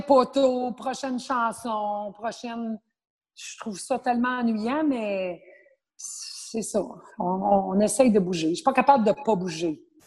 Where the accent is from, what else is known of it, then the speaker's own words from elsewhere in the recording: Abitibi, Quebec, Canada; now in Montreal, Canada; je suis originaire de l'Abitibi.